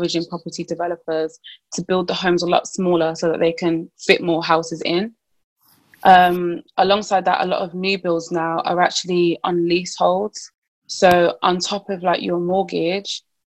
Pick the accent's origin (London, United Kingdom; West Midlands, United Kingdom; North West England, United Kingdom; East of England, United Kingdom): West Midlands, United Kingdom; Birmingham; I'm from Birmingham